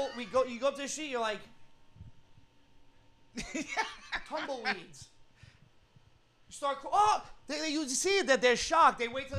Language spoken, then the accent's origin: English; New York, United States; I'm from New York. I know how it goes.